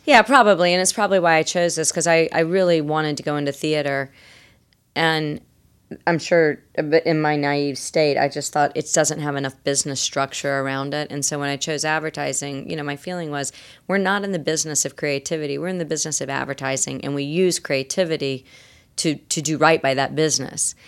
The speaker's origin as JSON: {"language": "English", "region": "the Carolinas", "country": "United States", "said": "I'm also from Carolina."}